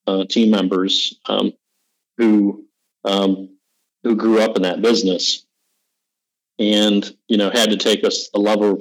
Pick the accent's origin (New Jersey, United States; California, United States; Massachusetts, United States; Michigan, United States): Michigan, United States; now in North Carolina, United States; I'm from Michigan. I'm a transplant. I'm like a Michigan furniture area person growing up that moved to North Carolina